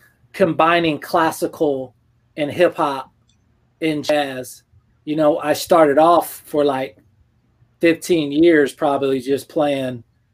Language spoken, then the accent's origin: English; Georgia, United States; also born or lived in Germany / Panama / District of Columbia, United States; Yeah, I'm technically from Georgia, but we moved around when I was younger, you know, like Panama and DC and stuff like that.